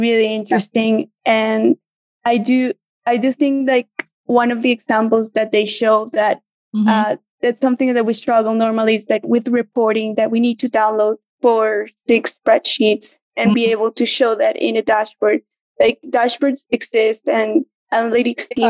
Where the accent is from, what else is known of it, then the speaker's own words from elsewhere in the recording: Colombia; also born or lived in Venezuela; now in Argentina; I was born in Venezuela, raised in Colombia, but I've been living in Argentina